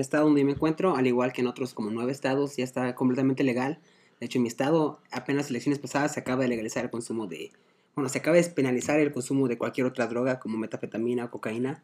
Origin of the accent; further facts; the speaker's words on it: Guadalajara, Jalisco, Mexico; also born or lived in Oregon, United States; nací, nací en, en, el estado de Oregon, pero pues toda mi vida viví aquí en, Guadalajara